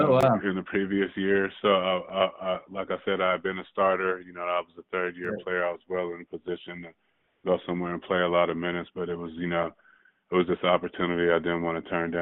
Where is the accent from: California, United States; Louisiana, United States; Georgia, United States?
California, United States; San Diego; also born or lived in Oakland, California / Seattle; I was born in Oakland, grew up in San Diego